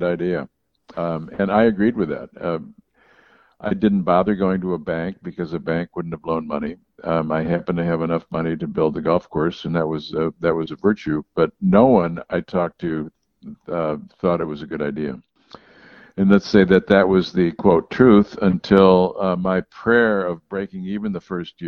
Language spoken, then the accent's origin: English; Buffalo, New York, United States; moved away; also born or lived in Chicago; I was born in Buffalo, then Chicago